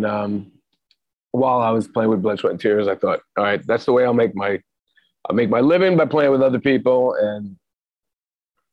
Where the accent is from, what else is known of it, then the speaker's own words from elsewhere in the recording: Matawan, New Jersey, United States; also born or lived in New Hartford, New York / Buffalo, New York / North Bergen, New Jersey; I moved from Mattawan, where I grew up, 50 minutes south, to almost a part of Jersey City